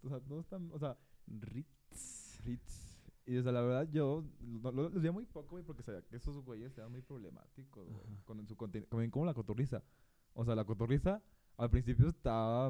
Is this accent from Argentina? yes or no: no; Mexico